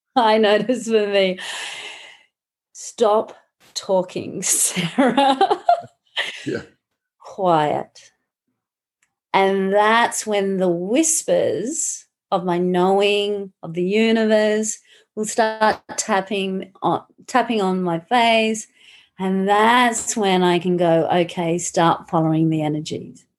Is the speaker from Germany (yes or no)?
no; Australia; also born or lived in Malaga, Spain; now in Brisbane, Australia; I'm Australian. so when I do live in um, Australia, I'm in Brisbane.